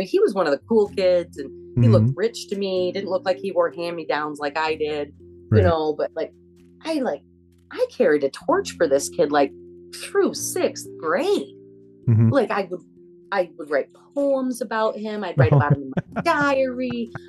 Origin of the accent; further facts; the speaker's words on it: Michigan, United States; also born or lived in Colorado; people from my hometown where I was moved to when I was 6 years old.